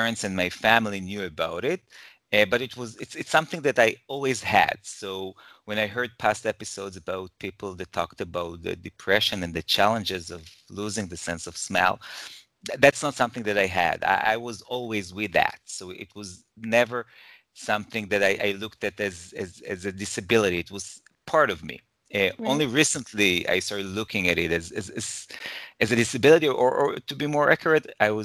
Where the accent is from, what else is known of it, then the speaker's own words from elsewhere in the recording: Jerusalem, Jerusalem District, Israel; also born or lived in Toronto, Canada; now in Herzliya, Israel; So I'm originally from Israel and I currently live in Israel. I was born in Jerusalem.